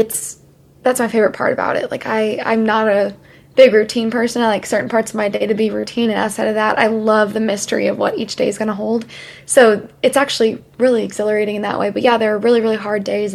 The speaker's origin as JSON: {"language": "English", "town": "Columbia", "region": "Missouri", "country": "United States", "tie": "born or raised there", "also_born_or_lived": "Kansas City", "moved": "as an adult", "lives_now": "Nashville, United States", "said": "I'm actually from Columbia, Missouri originally."}